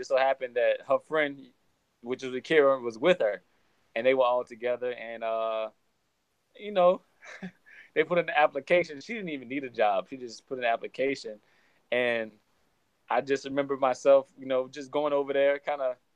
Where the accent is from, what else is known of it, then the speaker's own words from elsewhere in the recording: Geismar, Louisiana, United States; moved away as an adult; also born or lived in Virginia; I'm from a small town in Louisiana called Geismar in the Ascension Parish in between Baton Rouge and New Orleans.